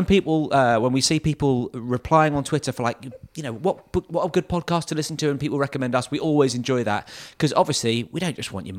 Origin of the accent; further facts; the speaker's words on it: Bromley, London, United Kingdom; I'm from London. Well, from Bromley.